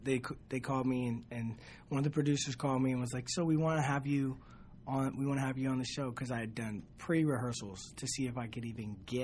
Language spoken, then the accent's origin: English; Santa Cruz, California, United States; Santa Cruz, California.